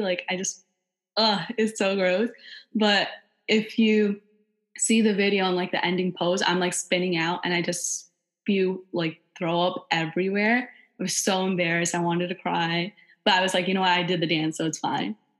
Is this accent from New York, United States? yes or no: yes; New York, United States; also born or lived in Long Island; I'm born and raised in New York and currently attend Drexel University